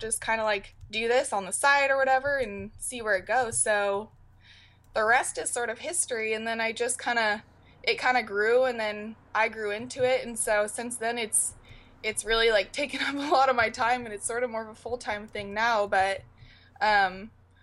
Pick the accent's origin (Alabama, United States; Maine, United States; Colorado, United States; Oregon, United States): Oregon, United States; Portland; also born or lived in San Diego, California; I'm from Portland, Oregon.